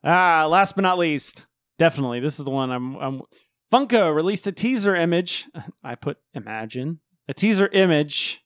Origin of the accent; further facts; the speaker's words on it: the South, United States; I was born and raised in the South